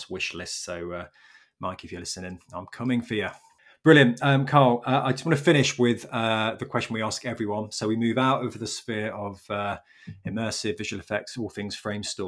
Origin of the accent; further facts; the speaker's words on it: Leicester, East Midlands, United Kingdom; I grew up in Leicester